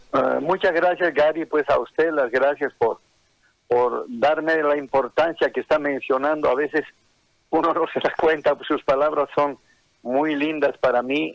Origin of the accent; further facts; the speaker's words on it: Oruro, Bolivia; accent: colla; now in Santa Cruz, Bolivia; mi acento netamente colla, ¿no? y me siento orgulloso de, de, de, ser orureño